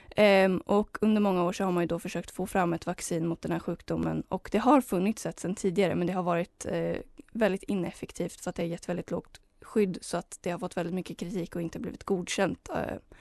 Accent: Heby, Uppsala County, Sweden; där jag kommer ifrån, Heby

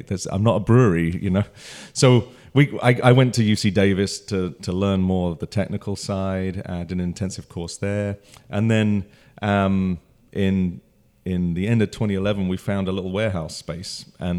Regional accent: London, United Kingdom; moved away as an adult; So, my story is I grew up in London. I'm from the UK, and I came over here in 2004 initially just for 18 months or 2 years on a transfer

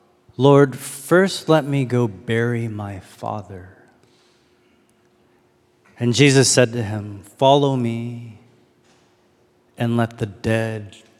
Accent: Toronto, Ontario, Canada; also born or lived in Chicago / Detroit; now in Austin, United States; I'm from Canada, from Toronto. I was like, you want to keep going? I've lived in a lot of cities.

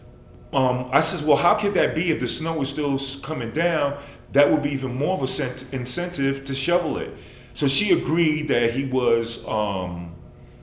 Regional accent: New York, United States; moved away; I'm from New York

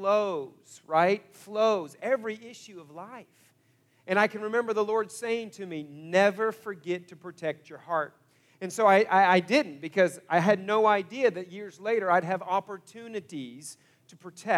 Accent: Broken Arrow, Oklahoma, United States; also born or lived in Coweta, Oklahoma / Topeka, Kansas; I grew up in Broken Arrow

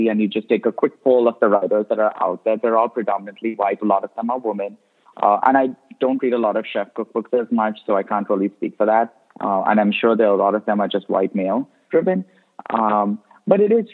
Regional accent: India; also born or lived in Goa; now in United States; as an immigrant, even though I grew up in India

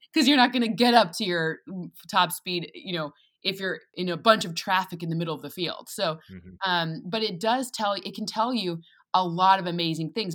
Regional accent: East Lansing, Michigan, United States; moved away as an adult; also born or lived in Boston; I'm from East Lansing, Michigan.

